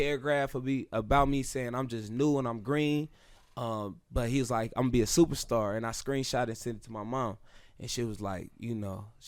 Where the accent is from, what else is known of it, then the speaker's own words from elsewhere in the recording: Oakland, California, United States; I'm from Oakland